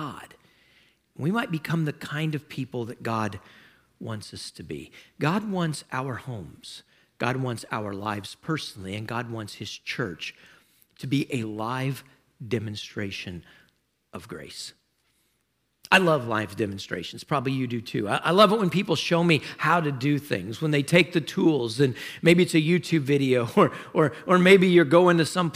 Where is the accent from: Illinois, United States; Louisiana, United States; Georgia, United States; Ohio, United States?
Louisiana, United States; South; I was a native there. I lived there